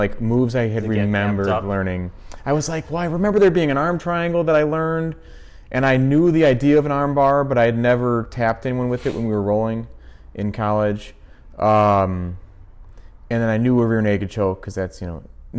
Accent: Lombard, Illinois, United States; I grew up in Lombard, and so I was back in Lombard

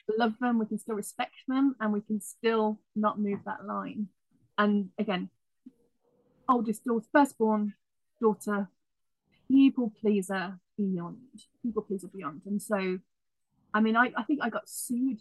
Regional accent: United Kingdom; moved away; I'm British originally

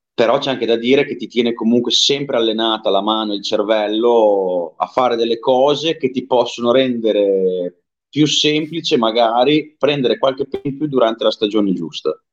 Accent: Emilia-Romagna, Italy; da dove vengo io non abbiamo laghi grossi, abbiamo più che altro cavette

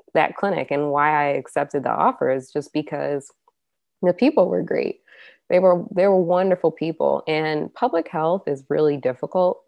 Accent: Chicago, Illinois, United States; moved away as an adult; now in Ottumwa, United States; I'm from Chicago. I'm used to urban um, settings

